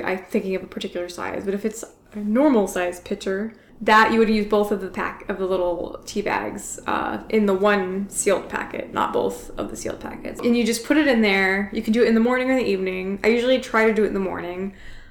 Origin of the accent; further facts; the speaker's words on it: the South, United States; moved away as an adult; now in Chicago, United States; I'm from the South